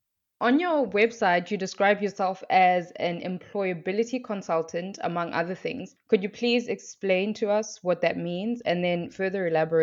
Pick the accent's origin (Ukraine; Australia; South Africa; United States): South Africa; I'm from South Africa